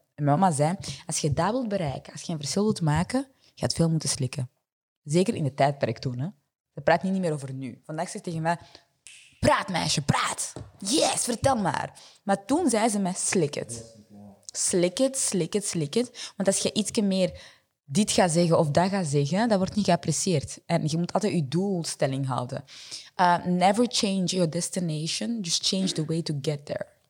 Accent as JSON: {"language": "Dutch", "town": "Vilvoorde", "region": "Flanders", "country": "Belgium", "tie": "born or raised there", "also_born_or_lived": "Burundi", "accent": "French", "second_language": "Dutch", "moved": "as an adult", "lives_now": "Antwerp, Belgium", "said": "ik ben opgegroeid in Vilvoorde."}